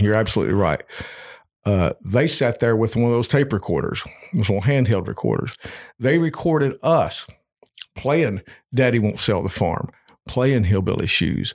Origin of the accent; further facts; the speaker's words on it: Eastern Kentucky, United States; I was growing up in Eastern Kentucky, th, my county was dry